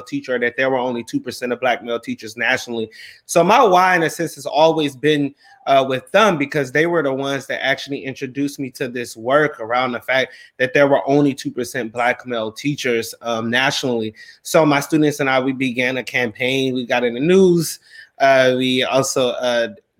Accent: Cleveland, Ohio, United States; now in Charlotte, United States; I'm originally from Cleveland, Ohio. I'm currently live right now here in Charlotte, North Carolina.

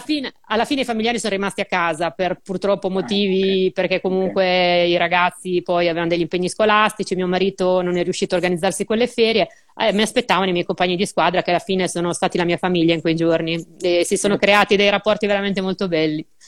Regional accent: Urbino, Marche, Italy; vengo da Urbino

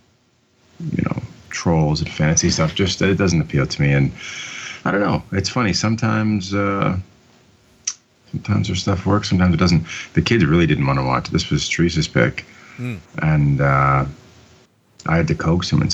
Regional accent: Canada; I'm Canadian

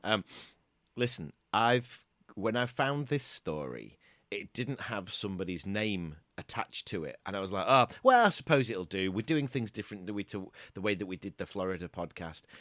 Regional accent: Doncaster, Yorkshire and the Humber, United Kingdom; growing up in Doncaster

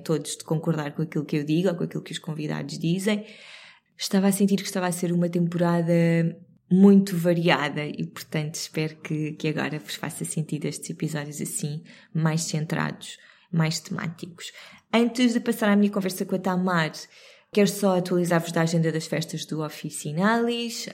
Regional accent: Cascais, Lisbon, Portugal; Tanto eu como o David crescemos literalmente na Serra de Sintra eu no lado de Cascais da Serra

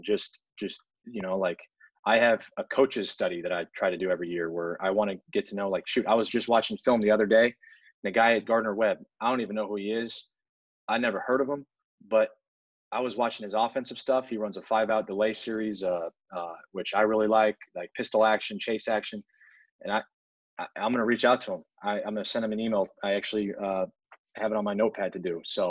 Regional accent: Italy; born there; also born or lived in everywhere; I was born overseas in Italy, but I've lived everywhere. My dad was military

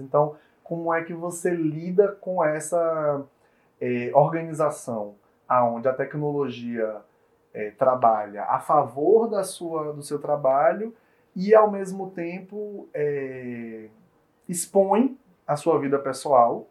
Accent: Bahia, Brazil; como baianos

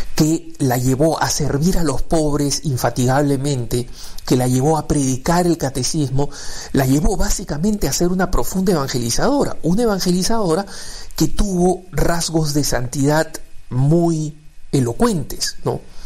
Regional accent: Peru; me he criado en el Perú, soy peruano

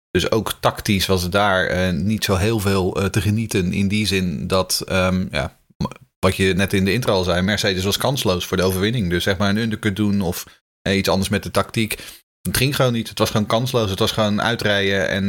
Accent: Haarlem, North Holland, Netherlands; moved away as an adult; now in Sweden; eh, ik ben eh, opgegroeid in Haarlem. maar inmiddels, woon ik in Zweden

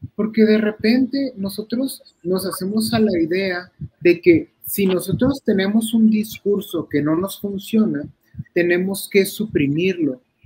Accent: La Paz, Baja California Sur, Mexico; moved away; Yo soy de La Paz, Baja California

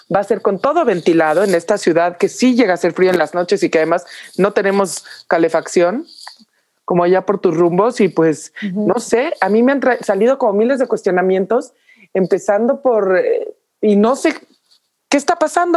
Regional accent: Mexico; Nosotros somos de Navidades, todos los mexicanos

